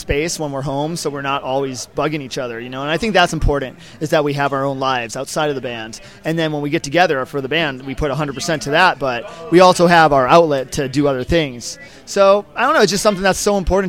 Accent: Simi Valley, California, United States; now in Los Angeles area, United States; Originally from Simi Valley, but now we've all spread out over Los Angeles, Ventura County

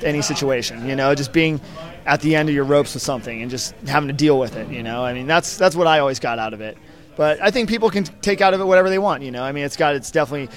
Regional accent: Simi Valley, California, United States; now in Los Angeles area, United States; Originally from Simi Valley, but now we've all spread out over Los Angeles, Ventura County

